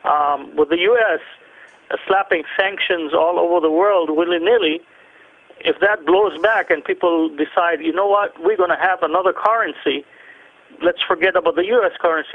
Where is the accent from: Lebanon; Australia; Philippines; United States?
Lebanon; Yeah, I come from the Middle East, so I track those things down.